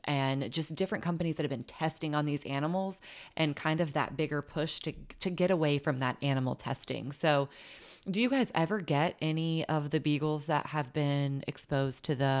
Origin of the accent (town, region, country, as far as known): Huntington, West Virginia, United States